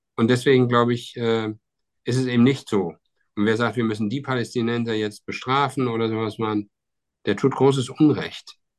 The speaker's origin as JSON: {"language": "German", "country": "Germany"}